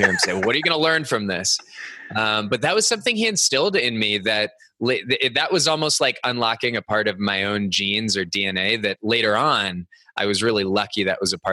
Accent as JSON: {"language": "English", "town": "Cupertino", "region": "California", "country": "United States", "tie": "born or raised there", "said": "I grew up in the Bay Area of California. Cupertino was my hometown."}